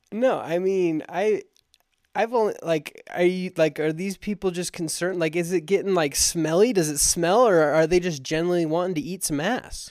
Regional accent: Alpine, Utah, United States; I grew up in Alpine, Utah

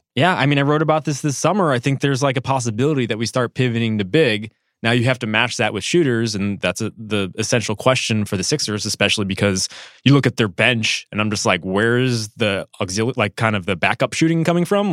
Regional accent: Connecticut, United States; I grew up in Connecticut

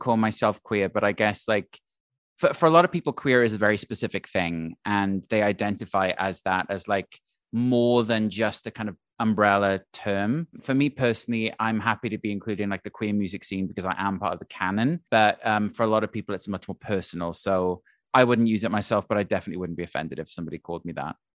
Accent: Wales, United Kingdom; moved away as an adult; also born or lived in London; now in New York, United States; when I was growing up in Wales

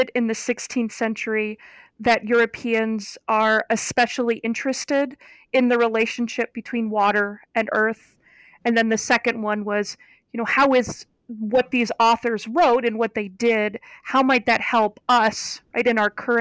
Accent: Geneva, Ohio, United States; moved away; I am from Northeastern Ohio, and I grew up about 3 miles from Lake Erie

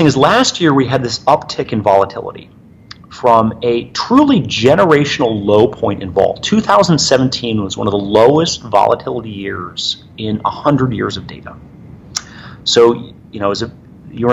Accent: Michigan, United States; moved away; I grew up in Michigan

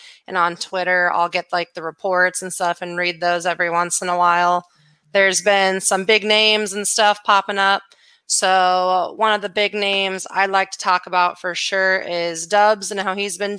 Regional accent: Minneapolis, Minnesota, United States; now in Kansas City, United States; I grew up in Minnesota near Minneapolis, and I'm now in Kansas City.

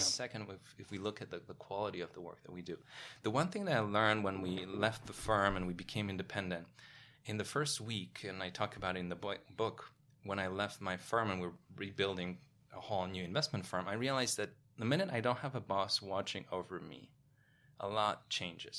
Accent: Poland; moved away as an adult; also born or lived in Paris, France; now in New York, United States; being born in Poland in nineteen eighties during communism, growing up in Poland

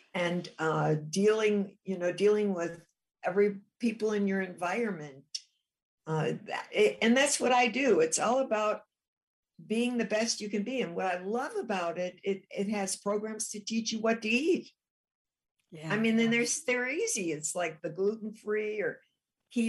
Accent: Chicago, Illinois, United States; I'm from Chicago

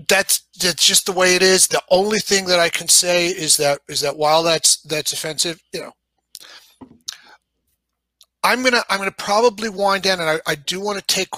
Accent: New York, United States; accent: New York; moved away; I'm from New York originally. You know, you can certainly hear my New York accent when I say certain words

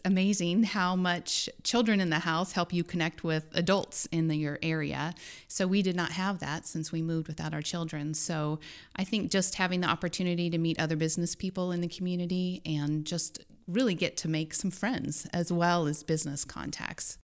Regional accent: Dodge City, Kansas, United States; moved away as an adult; also born or lived in Denver, Colorado; now in Columbia, United States; I grew up in Dodge City, western Kansas

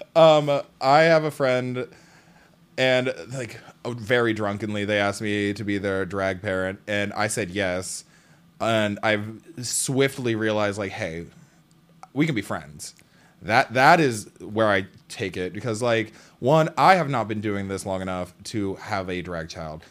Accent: Seattle, Washington, United States; I am from Seattle

